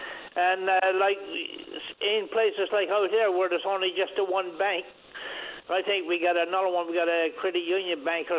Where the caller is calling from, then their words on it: New World Island, Newfoundland and Labrador, Canada; I'm calling from New World Island.